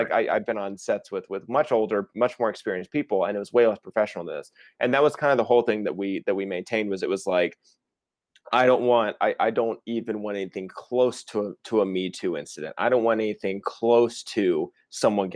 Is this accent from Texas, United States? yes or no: yes; Fort Worth, Texas, United States; also born or lived in Los Angeles; Fort Worth was great. Shot in my hometown, had a lot of hometown help.